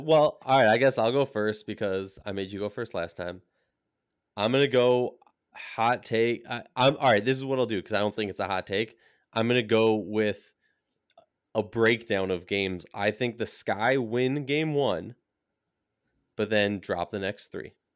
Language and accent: English; Minnesota, United States; I'm from Minnesota